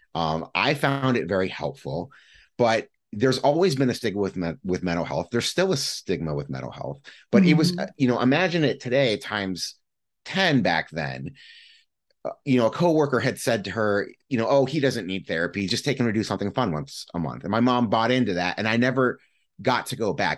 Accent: Midwest, United States; also born or lived in Cleveland, Ohio; I'm a Midwesterner and I, have been here for a good chunk of my life

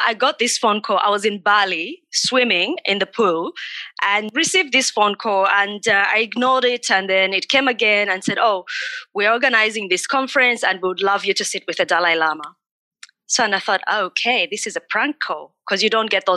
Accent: Katete, Eastern Province, Zambia; moved away; I was born in Zambia in a small country town called Katete, a small population.

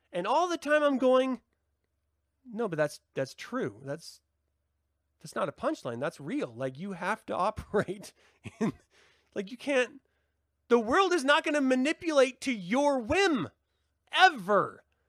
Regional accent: Utah, United States; I grew up in Utah

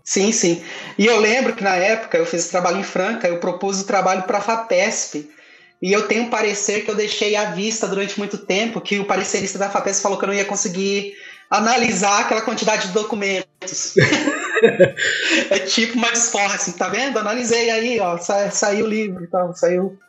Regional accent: Ribeirão Preto region, interior of São Paulo, Brazil; moved away as an adult; now in Minas Gerais, Brazil; eu sou do interior de São Paulo, ali, da região de Ribeirão Preto, mas mesmo assim, sendo paulista

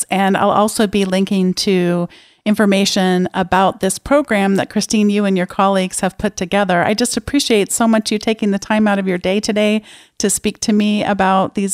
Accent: San Diego, California, United States; growing up in San Diego

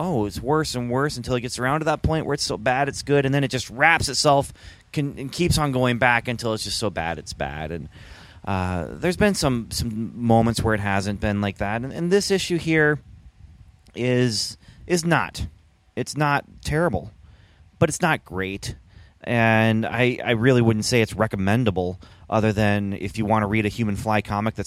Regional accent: Canada; I grew up in Canada

